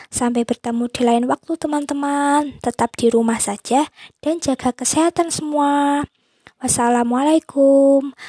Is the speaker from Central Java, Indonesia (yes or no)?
yes; Boyolali, Central Java, Indonesia; Aku berasal dari Boyolali, Jawa Tengah.